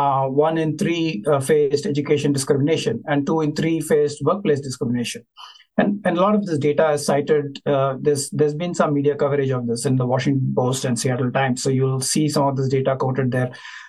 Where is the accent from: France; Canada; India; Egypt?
India; now in United States; I come from a caste privileged background. And growing up in India, because it was a privileged upbringing